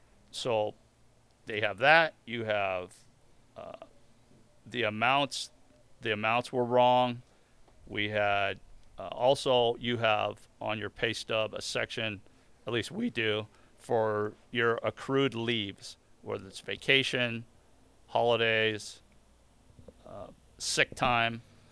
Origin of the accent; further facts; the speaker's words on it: New Orleans, Louisiana, United States; Right? I'm from New Orleans. I got to be a Saints fan.